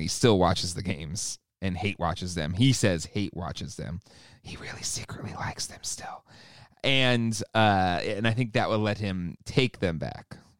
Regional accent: San Diego, California, United States; growing up in San Diego

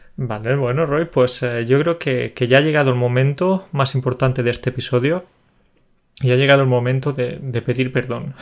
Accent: Andalusia, Spain; Yo soy andaluz

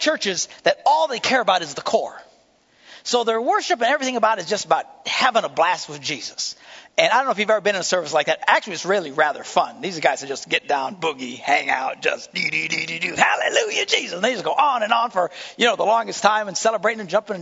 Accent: Green Bay, Wisconsin, United States; I'm from Green Bay

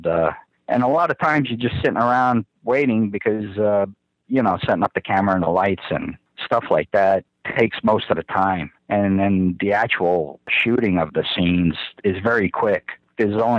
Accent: New York City, New York, United States; accent: Brooklyn; moved away as an adult; also born or lived in Dallas, Texas; it's not a Boston accent. I'm from Brooklyn

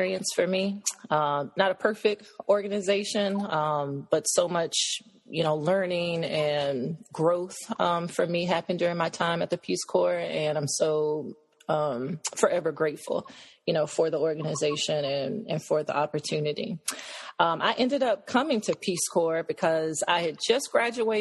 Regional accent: Nashville, Tennessee, United States; moved away as an adult; also born or lived in Cameroon; now in Taunton, United States; I'm from Nashville, Tennessee. I currently live in Taunton, Massachusetts

